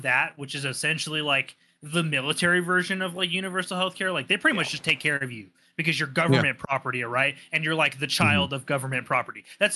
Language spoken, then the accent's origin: English; United States; as an American with like a steady job